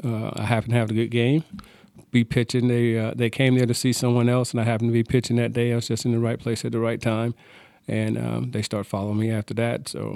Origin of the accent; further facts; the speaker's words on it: Laurens, South Carolina, United States; I grew up in Lawrence, South Carolina. It's a little town about 30 miles south of Greenville, South Carolina, 60 miles north of Columbia. Grew up there until the age of 18